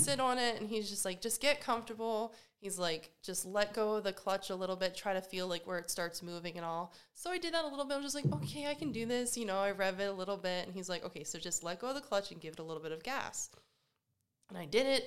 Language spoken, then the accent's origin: English; Carroll County, Maryland, United States; now in Burbank, United States; I grew up in Maryland, Carroll County, nice like farmland and everything.